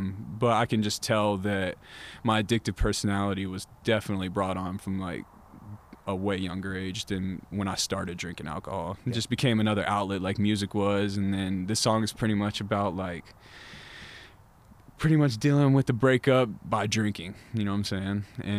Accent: the South, United States; I was raised in the South, so I really love fried chicken.

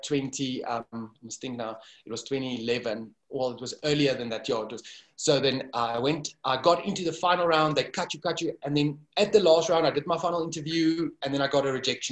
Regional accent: Kempton Park, Gauteng, South Africa; also born or lived in Dubai; I was born and raised in Kempton Park, a small town here at the airport.

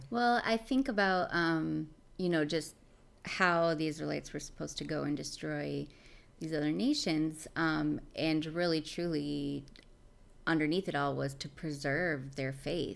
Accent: Michigan, United States; now in Cincinnati, United States; I grew up in Michigan

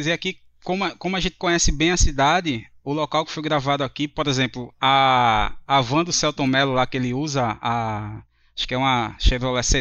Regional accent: Recife, Pernambuco, Brazil; Sou aqui de Recife, Pernambuco.

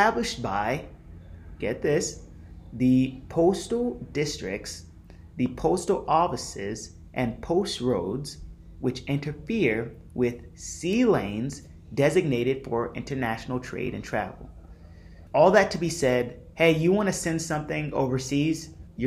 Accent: California, United States; if you were born in California, which I was

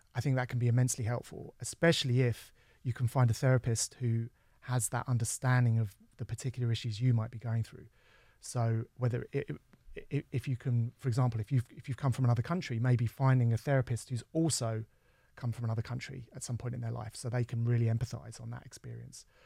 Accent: London, United Kingdom; I was from London

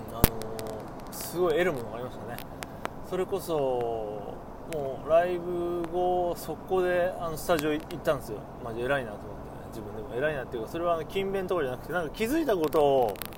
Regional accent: Takasaki, Gunma, Japan; 地元高崎

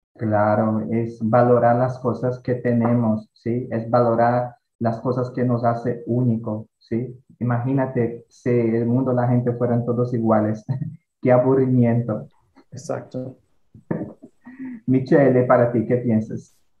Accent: Ceará, Brazil; Spanish is a second language; soy nordestino, que tengo mucho orgullo de eso, ¿sí? Soy muy feliz por haber nacido acá.

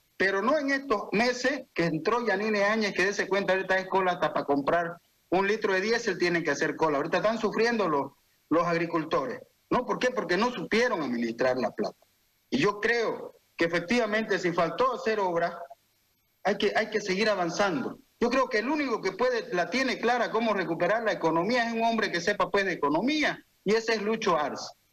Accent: Santa Cruz, Bolivia; Yo soy un cruceño, yo soy un campa, siempre voy a querer a mi región

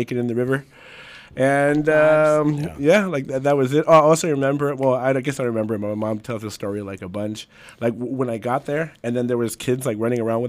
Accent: Los Angeles, California, United States; I was born in East L.A.

